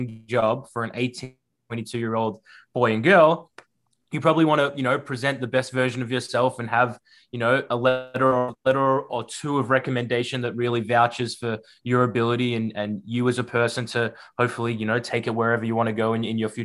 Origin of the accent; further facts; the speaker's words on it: Melbourne, Victoria, Australia; moved away as an adult; now in United States; as you can probably hear from my voice, born and raised in Melbourne, Australia, so not from the stateside originally